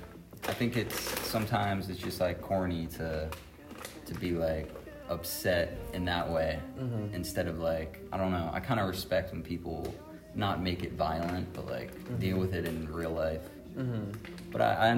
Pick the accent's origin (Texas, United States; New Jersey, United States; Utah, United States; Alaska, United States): New Jersey, United States; I'm from New Jersey, and I go to SUNY Purchase